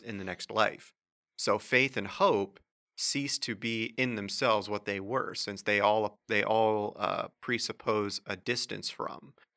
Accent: Wichita, Kansas, United States; moved away; I'm originally from Kansas, and uh, in high school at, in, uh, Wichita, where I'm from

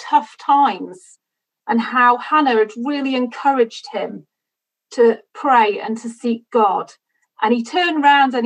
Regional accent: United Kingdom; I'm British

